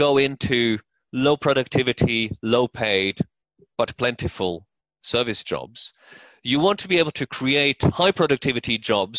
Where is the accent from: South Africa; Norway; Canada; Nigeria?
Norway; moved away as an adult; also born or lived in New York; so I grew up in Norway, I lived in New York around the turn of the century